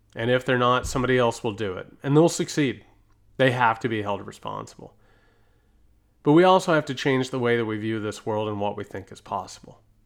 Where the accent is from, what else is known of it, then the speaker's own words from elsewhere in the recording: United States; as an American